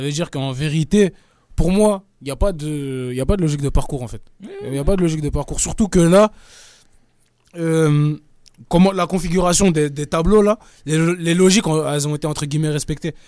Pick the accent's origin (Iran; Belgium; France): France; nous on est français